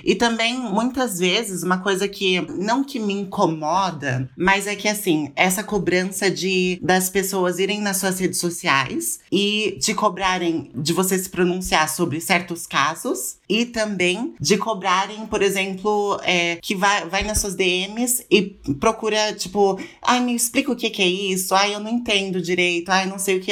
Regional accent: São Paulo, Brazil; now in Lausanne, Switzerland; Eu moro na Suíça atualmente, mas eu sou de São Paulo, da capital

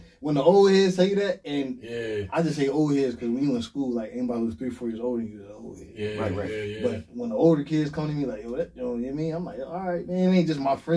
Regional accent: Harrisburg, Pennsylvania, United States; also born or lived in Hershey, Pennsylvania; I'm from the Burg, you know what I mean? From the Hill

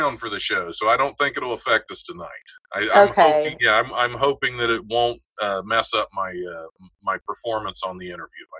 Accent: Dayton, Ohio, United States; I am from Dayton, Ohio originally.

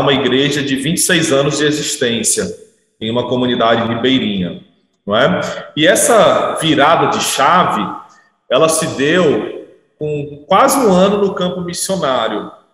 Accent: Fortaleza, Ceará, Brazil; moved away as an adult; also born or lived in Manaus; now in Novo Airão, Brazil; Eu sou natural de Fortaleza

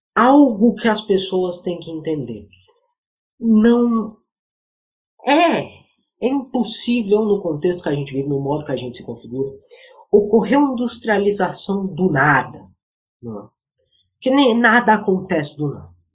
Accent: Northeast Region, Brazil; Eu nasci no Nordeste

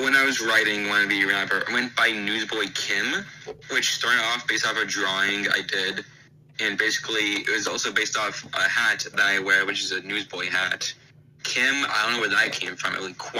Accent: Alabama, United States; I come from Alabama.

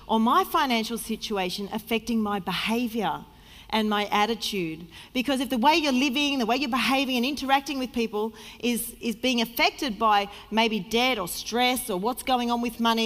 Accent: Sydney, New South Wales, Australia; moved away as an adult; also born or lived in Victoria, Australia; now in Melbourne, Australia; I was from Sydney, and I had a good job

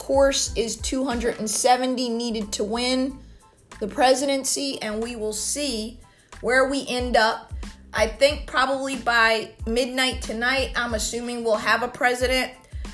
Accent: outside Philadelphia, New Jersey, United States; I grew up outside of Philadelphia in South Jersey

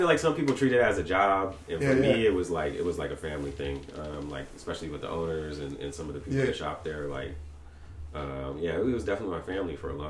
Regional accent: Portland, Oregon, United States; I'm from here, born and raised. Same little neighborhood that I grew up in. I still live in now, North Portland.

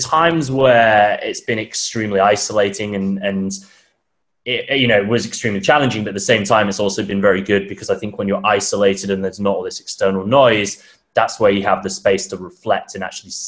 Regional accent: United Kingdom; moved away as an adult; also born or lived in Thailand / Bali; now in Melbourne, Australia; I'm from the UK, as most people probably tell from my accent. But I actually left about just under 3 years ago

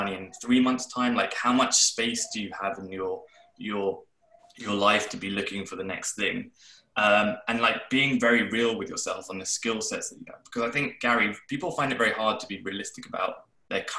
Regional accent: London, United Kingdom; when I was growing up in London

